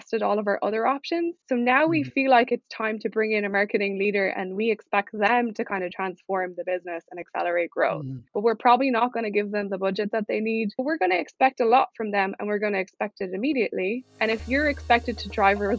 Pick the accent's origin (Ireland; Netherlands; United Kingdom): Ireland; moved away as an adult; also born or lived in United States; I'm originally from Ireland. It's where I went to uni and grew up.